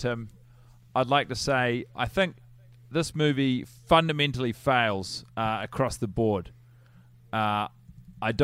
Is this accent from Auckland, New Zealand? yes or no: no; Wellington, New Zealand; born there; I was born in Wellington, actually.